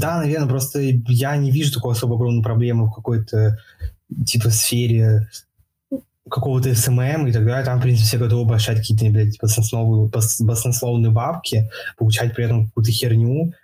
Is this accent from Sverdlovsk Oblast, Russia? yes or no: no; Saint Petersburg, Russia; в Питере, я из Питера, ну, в Питере в основном.